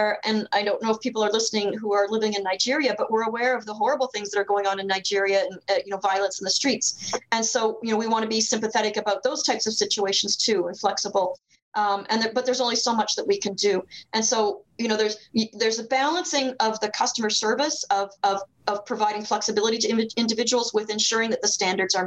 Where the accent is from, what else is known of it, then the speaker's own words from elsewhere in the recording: Lake Huron, Ontario, Canada; where I grew up on Lake Huron, 3.5 hours from Toronto